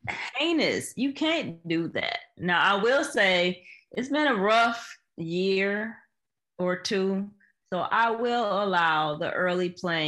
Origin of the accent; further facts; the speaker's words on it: Michigan, United States; Born and raised in Michigan